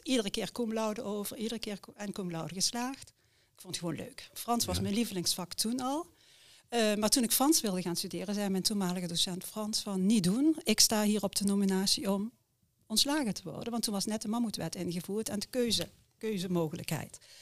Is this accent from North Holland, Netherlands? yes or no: no; near Heerlen, Limburg, Netherlands; moved away as an adult; also born or lived in Utrecht / Oss; geboren en getogen in Limburg. oudste en een gezin van vijf kinderen. We woonden vlak bij Heerlen.